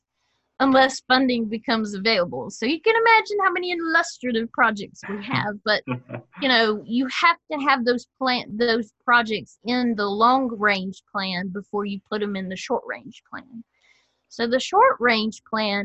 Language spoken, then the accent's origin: English; Simpsonville, South Carolina, United States; got to work in my hometown of Simpsonville